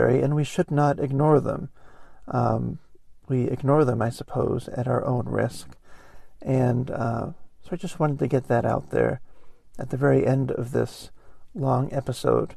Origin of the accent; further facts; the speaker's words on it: Geneva, Ohio, United States; my house in Geneva, Ohio